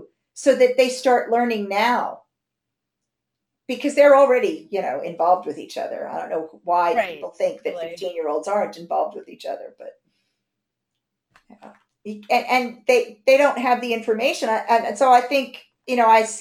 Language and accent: English; United States; moved away as an adult; now in London, United Kingdom; I'm American. They blame it on me being American. I've lived here half my life